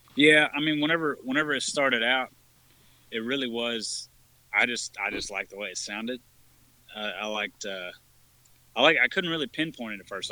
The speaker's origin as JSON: {"language": "English", "region": "Texas", "country": "United States", "tie": "born or raised there", "said": "I've lived in Texas pretty much my whole life"}